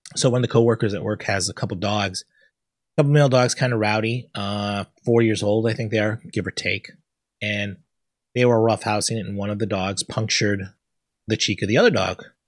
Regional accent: Connecticut, United States; I'm from Connecticut, not from the South

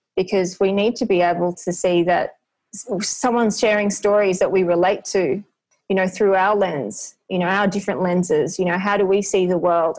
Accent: Australia; I was born here, my parents met here

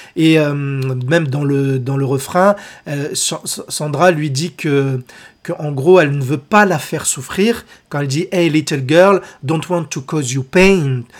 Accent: France; chez nous en France

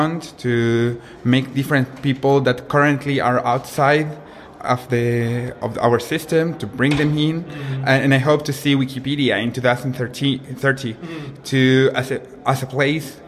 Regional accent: Chile; in our country, in Chile

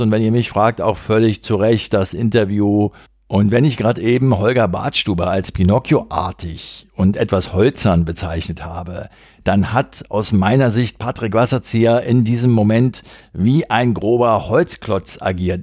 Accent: Berlin, Germany; als Berliner

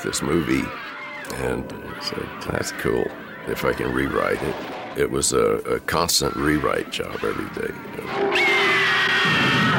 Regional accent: Austin, Texas, United States; also born or lived in Dallas, Texas / San Angelo, Texas; I was born in Austin, Texas, and my parents were in the hotel business. And so they had hotels around Texas, Dallas, San Angelo, Austin.

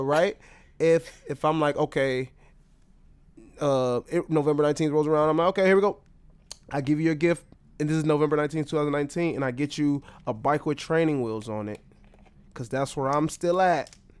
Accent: Detroit, Michigan, United States; moved away; my home state, my hometown, Detroit

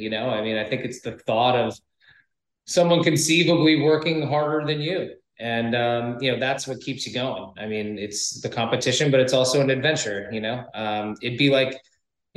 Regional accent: Rhode Island, United States; I grew up in Rhode Island, you know, which is a maritime epicenter.

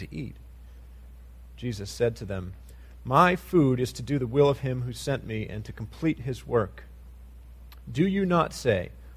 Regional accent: United States; as American Christians

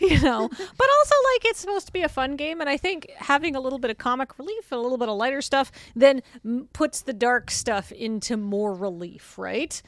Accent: Canada; we're Canadian

